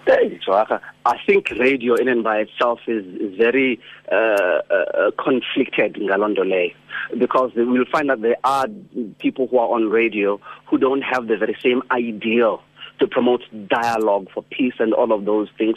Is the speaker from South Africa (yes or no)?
yes; Mthatha, Eastern Cape, South Africa; also born or lived in King William's Town; I was born and bred in Umtata